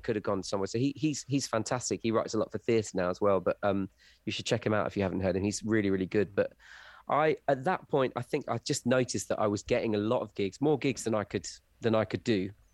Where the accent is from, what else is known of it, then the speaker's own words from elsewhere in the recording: rural Wiltshire, South West England, United Kingdom; also born or lived in Essex; I grew up in rural Wiltshire